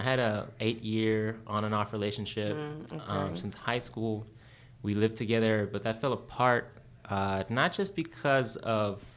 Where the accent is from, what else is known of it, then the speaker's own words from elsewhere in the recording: Los Angeles, California, United States; also born or lived in England, near London / Bay Area / Long Beach; I grew up in East